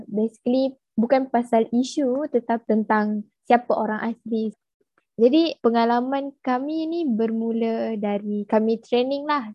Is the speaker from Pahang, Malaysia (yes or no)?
yes; Kuala Rompin, Pahang, Malaysia; saya merupakan orang asli suku kaum Jakun yang berasal dari Kuala Rompin, Pahang.